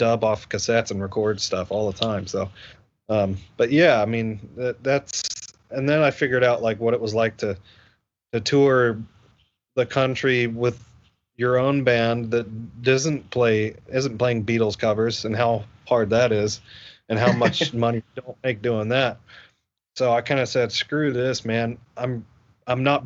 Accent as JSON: {"language": "English", "town": "Asheville", "region": "North Carolina", "country": "United States", "tie": "born or raised there", "said": "we had this festival in my hometown. I'm from Asheville, North Carolina"}